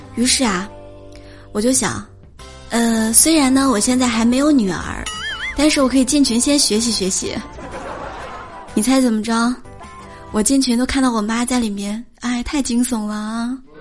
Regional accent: China; 我们中国人的信仰其实挺复杂的

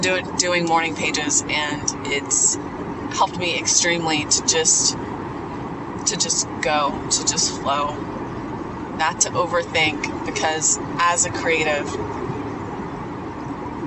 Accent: South Carolina, United States; also born or lived in Los Angeles, United States; now in Atlanta, United States; I grew up in back in South Carolina

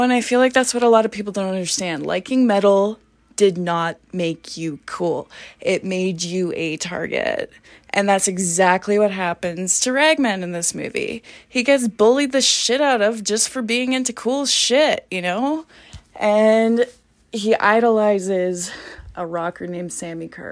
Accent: Grande Prairie, Alberta, Canada; I am from a small town called Grand Prairie, Alberta

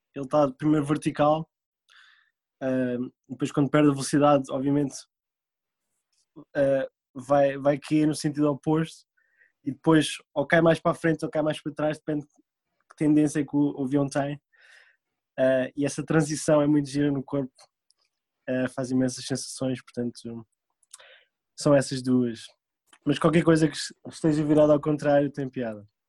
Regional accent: Portugal; moved away as an adult; also born or lived in France / Indonesia; now in United States; sendo português

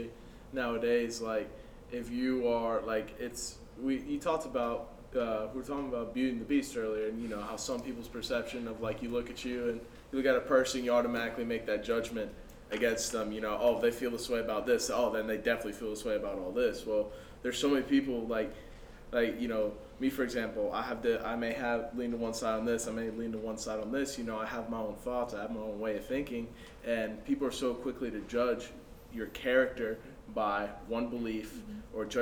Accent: United States; I'm a first generation, but I'm an American, you know, I was born here

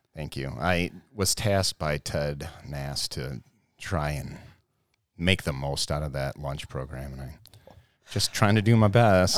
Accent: Brighton, United States; I grew up right here in Brighton.

